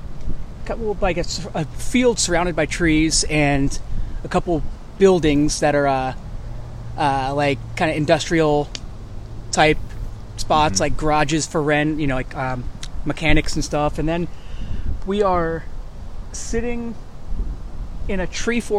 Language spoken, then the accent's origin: English; Bethlehem, Connecticut, United States; Originally from your home state of Connecticut